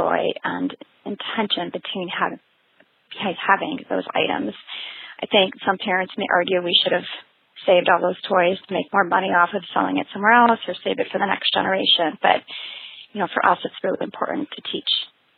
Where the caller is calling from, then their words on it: Madison, Wisconsin, United States; I am calling from Madison, Wisconsin.